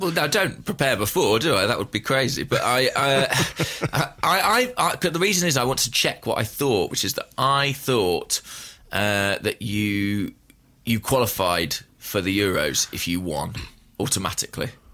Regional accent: England, United Kingdom; I'm an Englishman

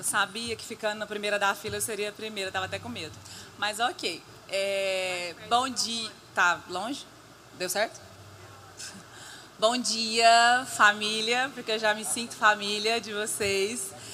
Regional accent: Goiânia, Goiás, Brazil; eu vim de Goiânia, Goiânia, é Goiás, a goianinha do pé rachado

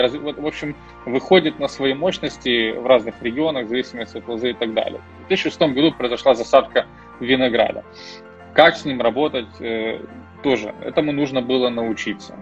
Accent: Uzhhorod, Zakarpattia Oblast, Ukraine; moved away as an adult; also born or lived in Austria / Germany / London / New York; а я уроженец Закарпатья из города Ужгород

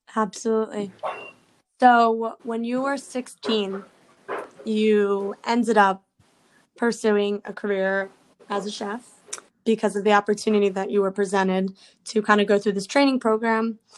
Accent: New York City, New York, United States; I'm a New Yorker as well

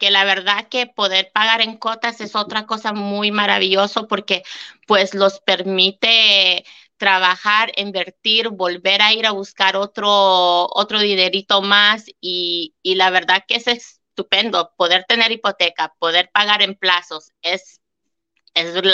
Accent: Canada; la verdad que no sabía que siendo canadiense podía tener una hipoteca allá

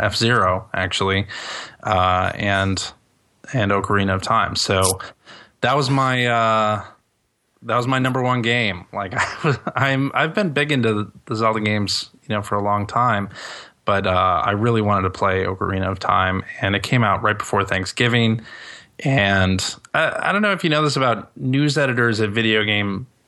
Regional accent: Chicago, Illinois, United States; I still lived with my parents at the time. I was 21, and I was from Chicago

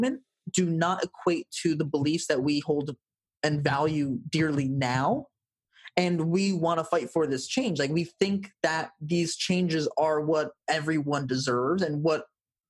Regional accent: United States

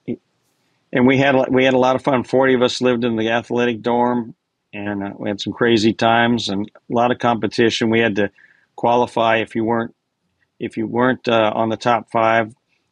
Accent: Seattle, Washington, United States; moved away as an adult; also born or lived in Houston, Texas; I grew up in Seattle

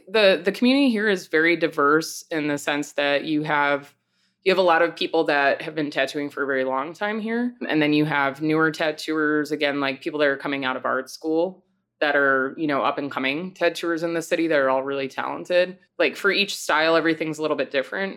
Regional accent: Long Island, New York, United States; moved away as an adult; also born or lived in Rochester, New York; now in Chicago, United States; I was born in Long Island

